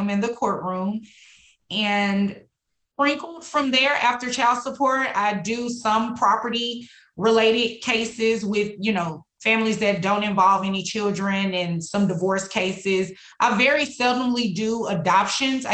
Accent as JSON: {"language": "English", "town": "Dallas", "region": "Texas", "country": "United States", "tie": "born or raised there", "also_born_or_lived": "Houston, Texas", "said": "I was born and raised here in Dallas, specifically in Oak Cliff"}